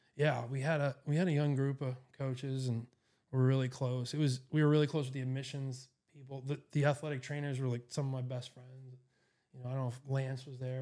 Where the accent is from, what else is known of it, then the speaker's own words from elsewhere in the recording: New York City, New York, United States; moved away as an adult; also born or lived in Boston, Massachusetts; now in Erie, United States; I grew up in New York City area in Queens